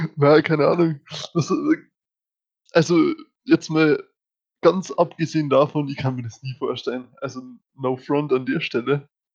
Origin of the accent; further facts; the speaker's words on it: Germany; wir als Deutsche